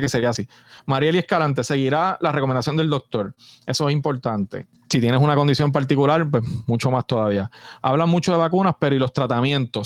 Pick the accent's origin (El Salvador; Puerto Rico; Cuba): Puerto Rico